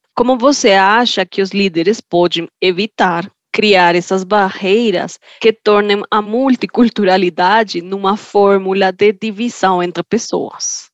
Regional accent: Colombia; Portuguese is a second language; now in Brazil; sou da Colômbia uma colombiana que trabalha com pessoas de todo o mundo

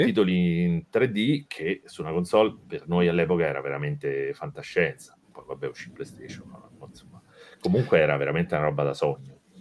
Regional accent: Rome, Lazio, Italy; sono di Roma

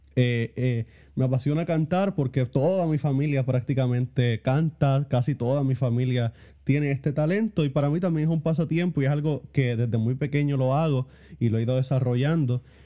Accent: Puerto Rico; realmente esa fue la primera vez que yo salí de Puerto Rico

